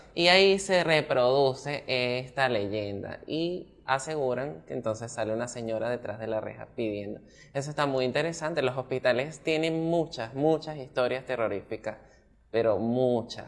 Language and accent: Spanish; Maracay, Aragua, Venezuela; Yo pues soy de Maracay